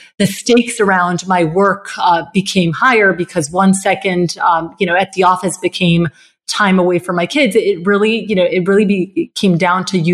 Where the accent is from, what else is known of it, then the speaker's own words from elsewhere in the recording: Bogotá, Colombia; I grew up in Colombia, in Bogota